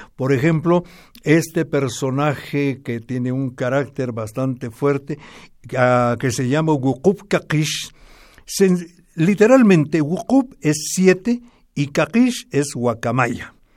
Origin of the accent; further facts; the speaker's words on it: Momostenango, Totonicapán, Guatemala; mi pueblo